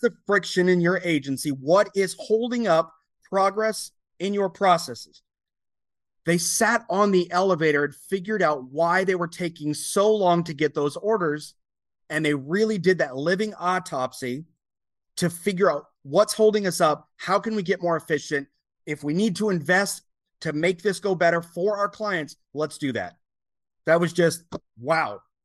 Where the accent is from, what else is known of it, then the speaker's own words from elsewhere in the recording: United States; you represent your entire country as an American